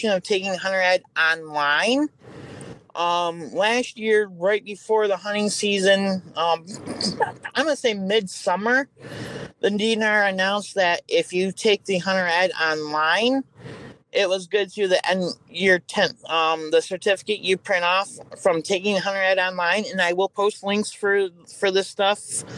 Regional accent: Michigan, United States; Born and raised in Michigander

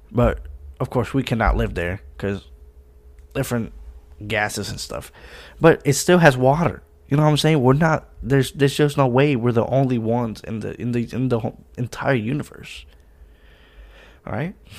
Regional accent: Puerto Rico; I'm from Puerto Rico, so obviously there's oceans

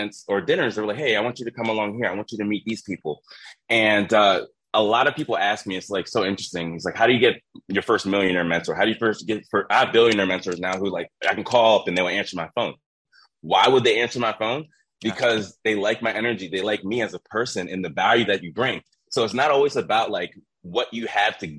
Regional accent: Philadelphia, Pennsylvania, United States; I'm from Philadelphia, Pennsylvania.

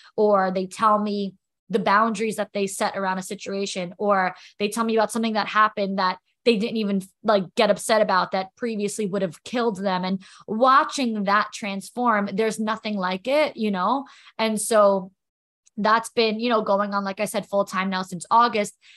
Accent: New York, United States; also born or lived in Florida; now in New Jersey, United States; I'm from New York.

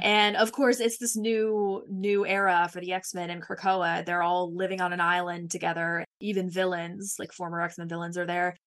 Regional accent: Mississippi, United States; I was born and raised in Mississippi

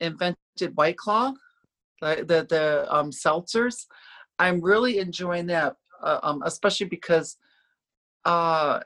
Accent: upstate New York, United States; moved away as an adult; now in Orlando, United States; I grew up in upstate New York. People that don't know New York, I grew up in the farm country in New York

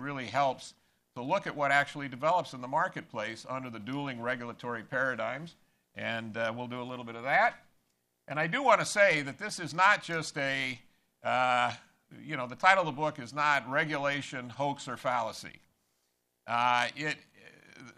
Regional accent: Los Angeles, California, United States; also born or lived in Maryland; now in South Carolina, United States; I grew up in Los Angeles in a UCLA household

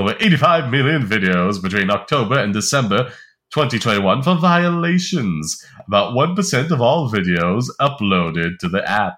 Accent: Ireland; I'm Irish

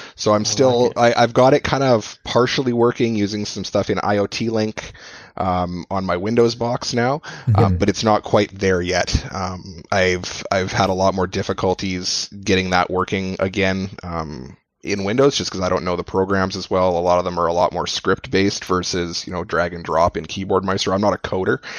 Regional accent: Edmonton, Alberta, Canada; I'm from Edmonton, so I'm you know another Canadian

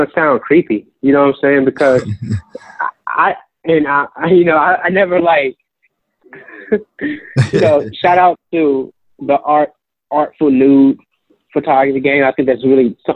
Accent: St. Louis, Missouri, United States; Growing up in North City, St. Louis, I saw a lot of stuff

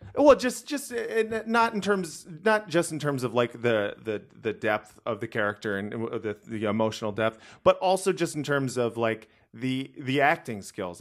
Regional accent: Los Angeles, California, United States; I grew up in Los Angeles.

